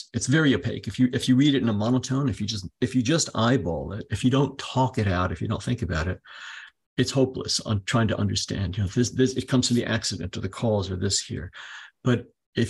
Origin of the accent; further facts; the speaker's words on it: United States; first language English; I'm American